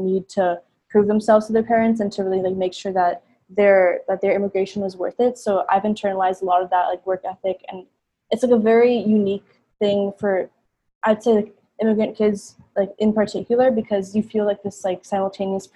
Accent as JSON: {"language": "English", "town": "Miami", "region": "Florida", "country": "United States", "tie": "born or raised there", "moved": "as an adult", "said": "I was born and raised in Miami, but my parents are from Pakistan"}